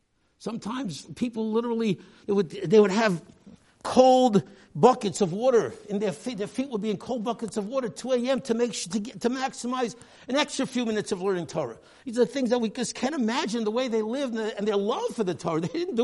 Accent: New York City, New York, United States; I grew up here in the Lower East Side, a community that did not look at all like the community when Rav Moshe Feinstein, his father, the Gadol Hadar, when he moved to the east side back in the 1930s

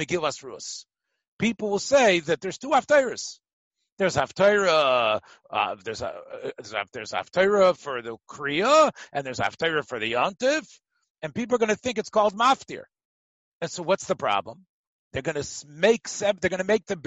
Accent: Memphis, Tennessee, United States; moved away; the minhag in my hometown in Memphis

